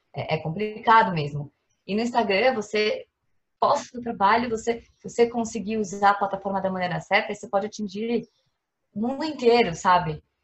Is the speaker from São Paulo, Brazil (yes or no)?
yes; São Paulo, Brazil; sou aqui de São Paulo